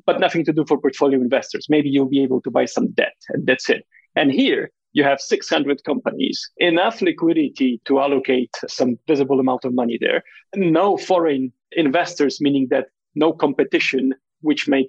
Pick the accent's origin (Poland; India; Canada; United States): Poland; Warsaw, Masovian Voivodeship; moved away as an adult; also born or lived in London; I was born and raised in Warsaw, in Poland